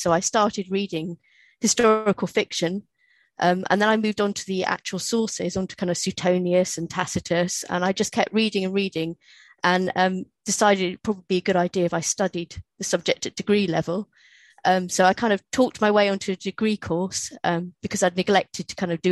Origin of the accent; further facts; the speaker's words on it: United Kingdom; Because I'm British, they make you do Shakespeare.